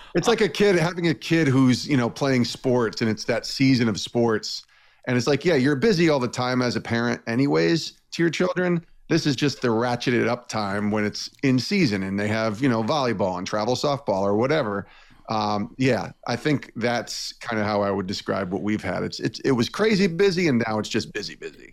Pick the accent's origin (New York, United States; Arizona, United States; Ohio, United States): New York, United States; Albany; born or raised there; moved away as an adult